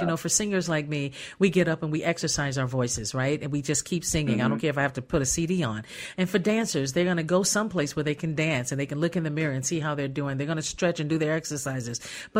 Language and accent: English; Gary, Indiana, United States; moved away; I'm from Gary, Indiana.